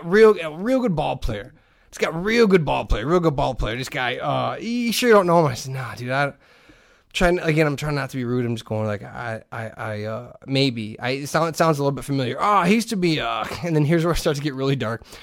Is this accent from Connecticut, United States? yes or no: no; Hammond, Indiana, United States; I grew up in Hessville, in, in, in Hessville on Kennedy